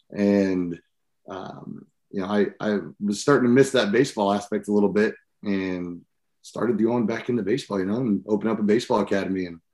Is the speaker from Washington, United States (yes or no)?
yes; Seattle, Washington, United States; born there; So I was born in Seattle, Washington, and then was all over the country.